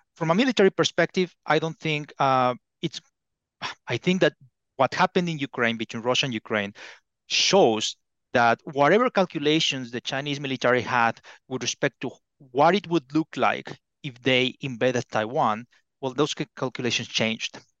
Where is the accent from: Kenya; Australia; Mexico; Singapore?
Mexico; moved away as an adult; now in Beijing, China; I'm originally from Mexico